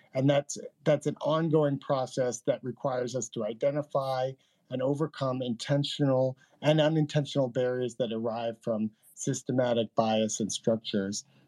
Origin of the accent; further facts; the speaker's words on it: New York, United States; my home state of New York